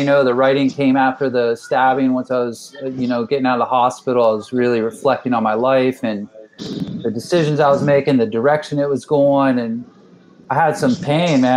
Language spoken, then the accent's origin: English; St. Petersburg, Florida, United States; born and raised in St. Pete, Florida